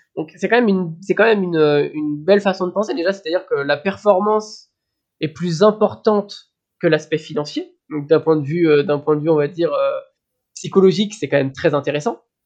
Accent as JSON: {"language": "French", "region": "Brittany", "country": "France", "said": "en tant que breton"}